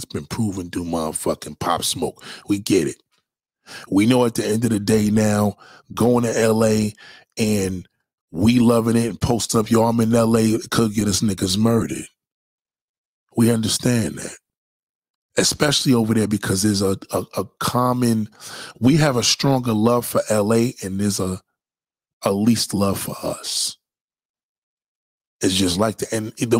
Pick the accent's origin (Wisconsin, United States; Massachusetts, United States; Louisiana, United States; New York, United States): New York, United States; New York City; When I was a child, I used to go down south. I used to hide the fact that I was from New York